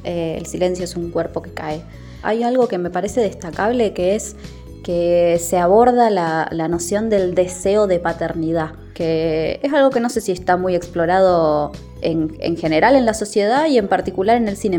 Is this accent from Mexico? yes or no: no; Rosario, Santa Fe, Argentina; soy de Rosario